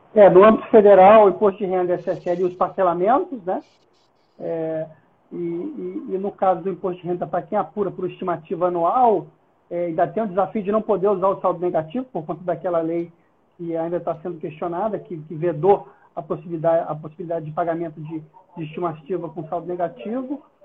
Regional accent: Brazil; eu sou brasileiro

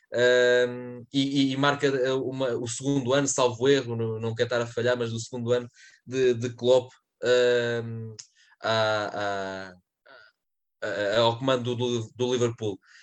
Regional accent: Portugal; como português

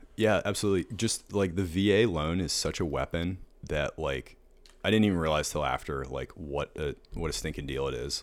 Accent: Pittsburgh, Pennsylvania, United States; moved away as an adult; now in Savannah, United States; I grew up in Pittsburgh.

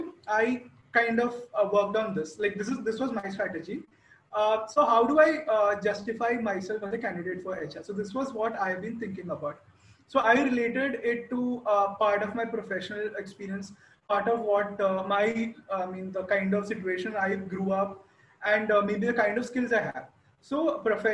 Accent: Kerala, India; I come from Kerala.

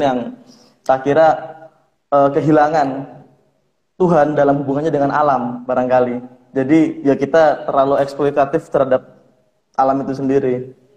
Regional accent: Brebes, Central Java, Indonesia; aku juga orang pesisir. Di Brebes juga aku bagian pesisir, daerah Losari.

